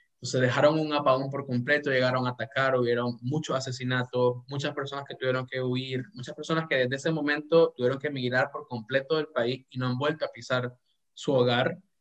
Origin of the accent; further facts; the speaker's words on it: Nicaragua; como nicaragüense, obviamente, y como latinoamericano